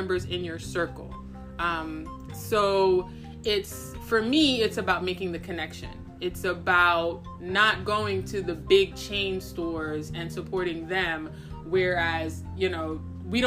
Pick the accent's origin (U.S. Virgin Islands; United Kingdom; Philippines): U.S. Virgin Islands; I'm from St. Croix too